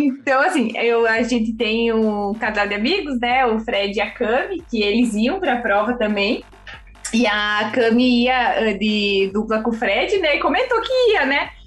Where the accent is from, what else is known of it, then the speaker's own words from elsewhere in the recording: Rio Grande do Sul, Brazil; moved away as an adult; now in São Paulo, Brazil; eu sou gaúcha, né, já faz aí alguns anos que eu moro em São Paulo